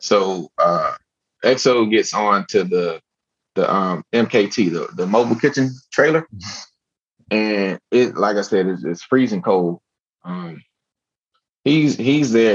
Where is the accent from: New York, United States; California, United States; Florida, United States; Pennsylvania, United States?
Florida, United States; Miami; I grew up in Miami, Florida.